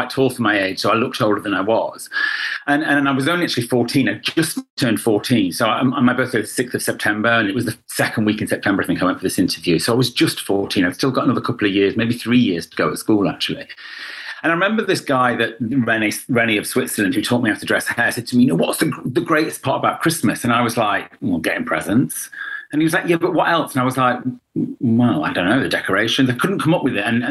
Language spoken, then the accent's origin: English; Derby, East Midlands, United Kingdom; now in London, United Kingdom; I was born in Derby in the Midlands and two Irish parents